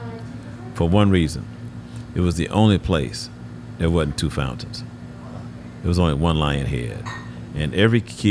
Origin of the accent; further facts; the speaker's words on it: Houston, Texas, United States; I grew up in Houston, grew up in the Heights